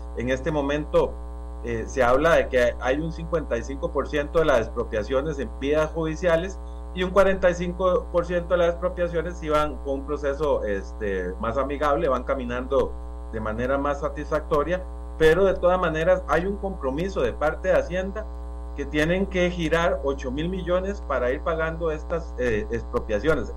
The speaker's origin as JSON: {"language": "Spanish", "area": "San Carlos", "region": "Alajuela", "country": "Costa Rica", "said": "como ciudadano costarricense y, como sancarleño, eh, como dicen a mucha honra"}